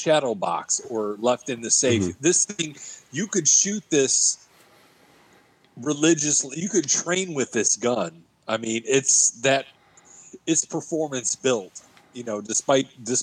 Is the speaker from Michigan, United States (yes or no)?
yes; Michigan, United States; I'm from Michigan